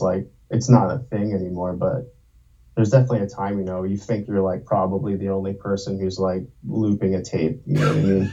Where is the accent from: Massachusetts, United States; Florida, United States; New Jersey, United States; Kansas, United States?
New Jersey, United States; moved away as an adult; also born or lived in Brooklyn, New York; now in Baltimore, United States; I was born in Brooklyn, and uh, I grew up mostly in New Jersey, and then I moved to Baltimore like 12 years ago, maybe